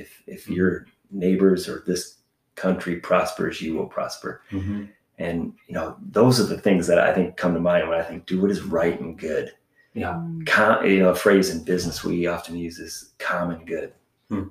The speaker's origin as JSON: {"language": "English", "country": "United States", "moved": "as an adult", "said": "being an American"}